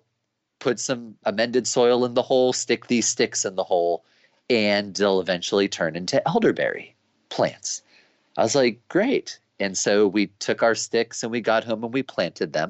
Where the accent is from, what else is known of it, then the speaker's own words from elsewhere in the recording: United States; growing up as an American